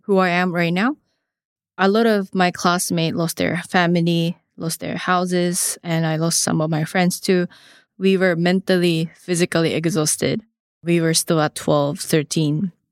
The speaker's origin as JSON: {"language": "English", "town": "Higashimatsushima", "region": "Miyagi", "country": "Japan", "tie": "born or raised there", "also_born_or_lived": "Hawaii", "moved": "as an adult", "said": "I was born to a rice farmer family in Higashi Matsushima. You know, growing up, of course, rice fields, oceans, and also mountain and forest always surrounded me"}